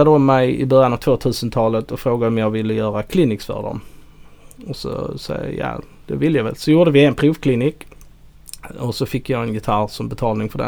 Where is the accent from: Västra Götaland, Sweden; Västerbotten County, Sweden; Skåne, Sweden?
Skåne, Sweden; outside Helsingborg; där jag kommer ifrån utanför